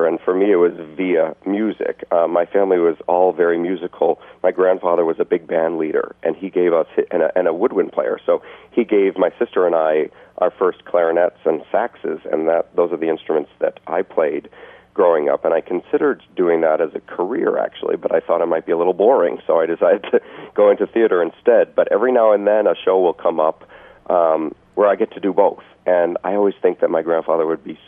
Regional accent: Maine, United States; moved away; I grew up in Maine

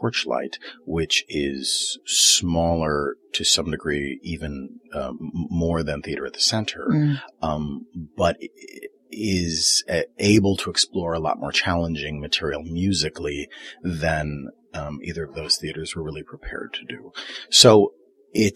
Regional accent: Chicago, Illinois, United States; I was born and raised in Chicago.

